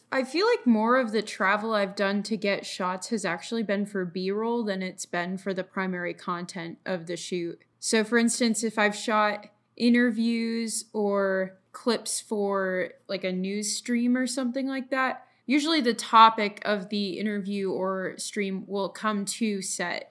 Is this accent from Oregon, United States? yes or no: no; Colorado, United States; I'm from Colorado